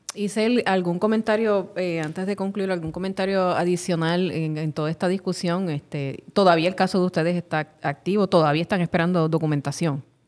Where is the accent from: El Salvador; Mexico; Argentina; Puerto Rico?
Puerto Rico; Carolina; en mi pueblo de Carolina